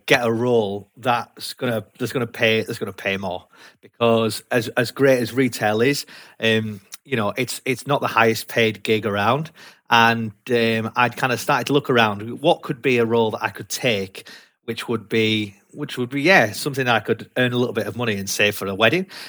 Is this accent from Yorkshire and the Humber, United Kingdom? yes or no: yes; Leeds, Yorkshire and the Humber, United Kingdom; accent: broad Yorkshire; moved away as an adult; also born or lived in London / Newcastle; now in Gateshead, United Kingdom; I've got a broad Yorkshire accent because I was brought up in Leeds, lived there for a long time, and then moved to the northeast about seven years ago